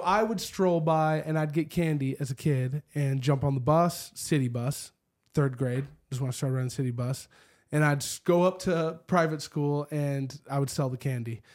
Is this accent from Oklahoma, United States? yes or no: no; Spokane, Washington, United States; I grew up in the Perry District on eleventh and Perry, right across the street from the windmill